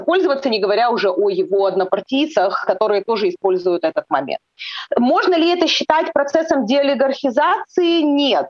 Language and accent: Russian; Odesa, Odesa Oblast, Ukraine; я живу на юге, да, я из Одессы